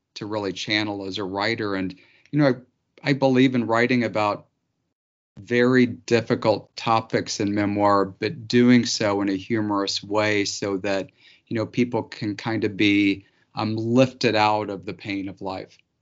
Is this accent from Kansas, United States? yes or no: no; Missouri Ozarks, United States; I grew up in the Missouri Ozarks